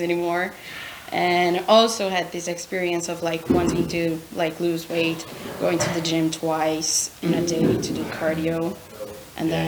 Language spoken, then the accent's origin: English; Brazil; moved away as an adult; now in United Kingdom; I'm also from Brazil